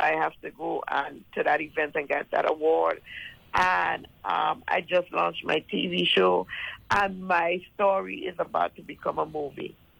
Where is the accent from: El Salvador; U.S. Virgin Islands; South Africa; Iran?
U.S. Virgin Islands; now in Jacksonville, United States; I was born and raised in St. Thomas, U.S. Virgin Islands, and I am now live in Jacksonville, Florida